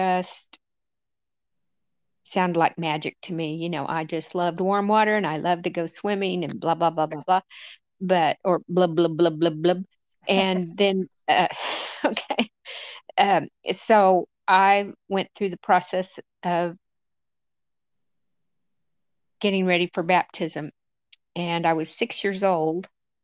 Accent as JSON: {"language": "English", "town": "Amarillo", "region": "Texas", "country": "United States", "tie": "born or raised there", "moved": "as an adult", "lives_now": "Maine, United States", "said": "I was born in Amarillo, Texas, and I've managed to migrate up to the Garden of Eden here in Maine 5 years ago."}